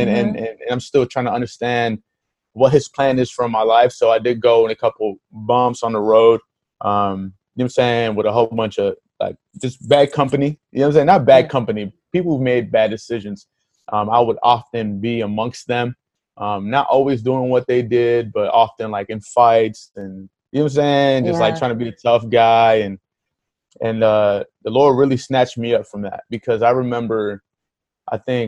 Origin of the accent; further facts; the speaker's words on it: Hollywood, Florida, United States; also born or lived in Miami, Florida; So I was born in Miami, raised in Hollywood. Hollywood is roughly like 20 minutes from Miami.